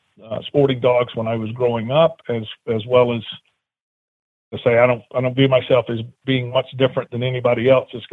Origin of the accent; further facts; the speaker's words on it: South Alabama, United States; moved away as an adult; now in Ohio, United States; I originally grew up in South Alabama